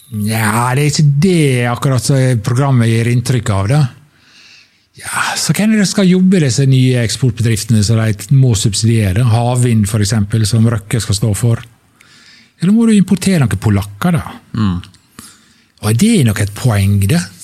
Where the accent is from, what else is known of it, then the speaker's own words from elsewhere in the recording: Sunnmøre, Møre og Romsdal, Norway; møbelfabrikkene hjemme på Sunnmøre